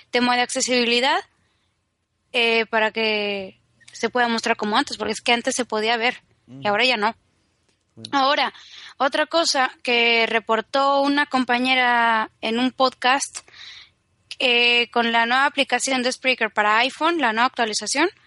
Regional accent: Mexico; lo peor es que soy mexicana y se me contagia el acento español súper...

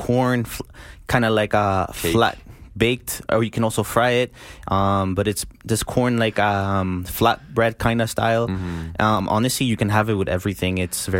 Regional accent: Colombia; now in Calgary, Canada; I'm from Colombia as well.

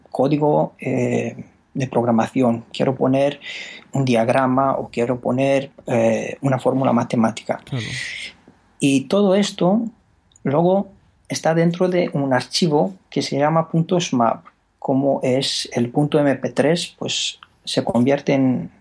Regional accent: Romania; Spanish is a second language; moved away as an adult; now in Spain; yo soy rumano.

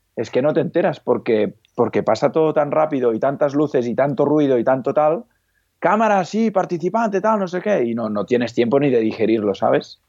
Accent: Igualada, Catalonia, Spain; also born or lived in Lleida; Soy, soy de Igualada, que está a medio camino, digamos, de Barcelona a Lleida

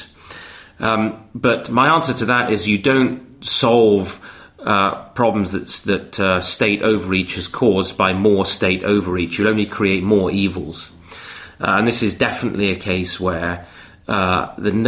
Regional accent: Canada; moved away; I'm from Canada

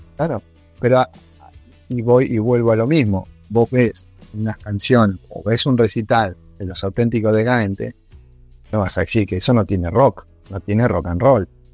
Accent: Argentina

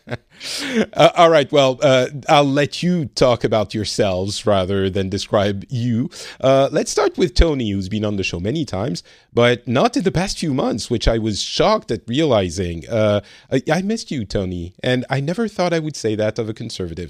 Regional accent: France; now in Finland

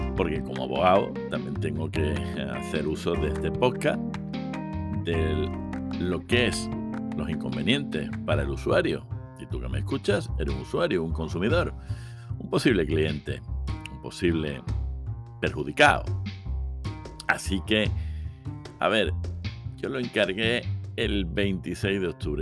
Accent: Seville, Andalusia, Spain; yo soy de Sevilla

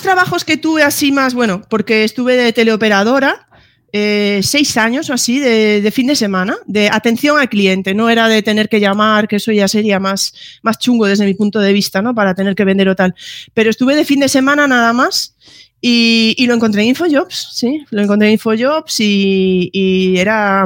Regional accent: Galicia, Spain; yo ahí soy muy gallega

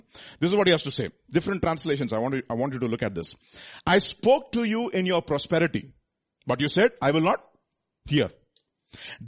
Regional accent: India; I am from India

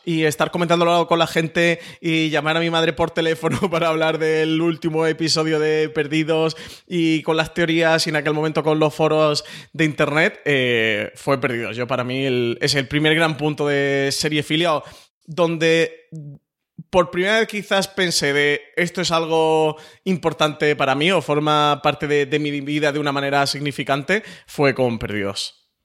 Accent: Málaga, Andalusia, Spain; moved away

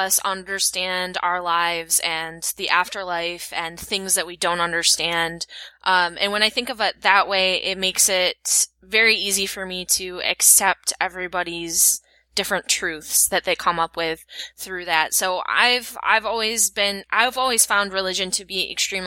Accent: West Michigan, United States; I'm from West Michigan, which is one of the most conservative Christian places in America

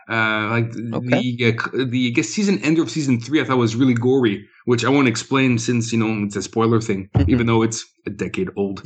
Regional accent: Winnipeg, Manitoba, Canada; I'm from Winnipeg

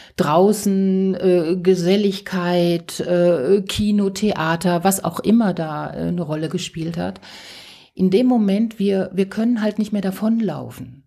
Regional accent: Ruhr area, North Rhine-Westphalia, Germany; ich komme aus dem Ruhrgebiet

